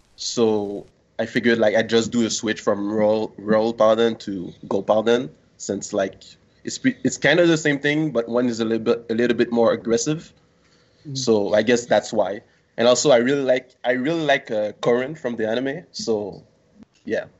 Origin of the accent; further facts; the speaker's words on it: Montreal, Quebec, Canada; I'm from uh, Montreal, Canada.